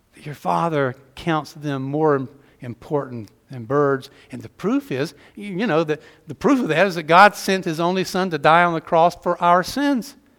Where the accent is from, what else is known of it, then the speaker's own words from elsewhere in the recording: just below Atlanta, Georgia, United States; accent: Southern; moved away; When you got a couple of Georgia kids who grew up just right below Atlanta, I'm from the hometown of Gone with the Wind